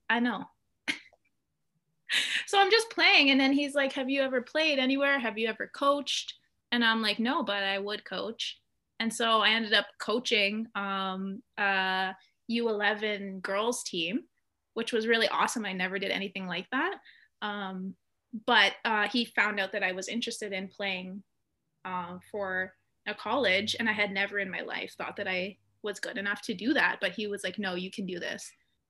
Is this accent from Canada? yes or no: yes; Ontario, Canada; also born or lived in Hamilton / Edmonton / Manitoba; I was born in Hamilton, and my family's from Six Nations. So we lived there. We lived all over the place in Ontario. We moved to the States, lived in Edmonton, Manitoba.